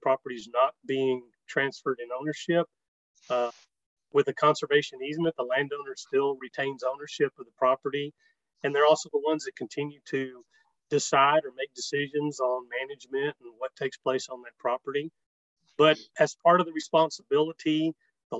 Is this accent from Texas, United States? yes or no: yes; South Texas, United States; I was born in South Texas, raised on my grandfather's ranch